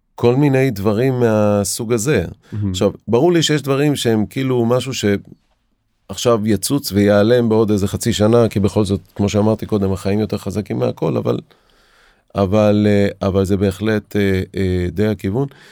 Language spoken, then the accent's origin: Hebrew; Israel